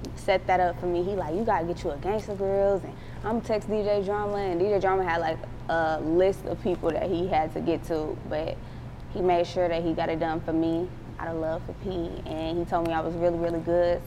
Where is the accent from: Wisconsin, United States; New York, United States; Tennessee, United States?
Wisconsin, United States; Milwaukee; moved away as an adult; now in Atlanta, United States; I'm from Milwaukee